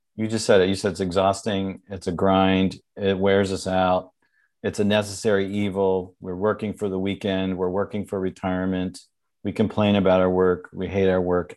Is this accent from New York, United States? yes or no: yes; New York, United States; I'm from New York